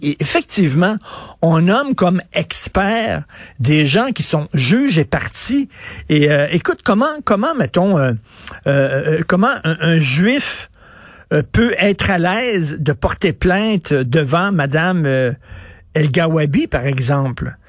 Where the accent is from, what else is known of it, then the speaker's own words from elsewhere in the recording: Quebec, Canada; Nous sommes tous des Québécois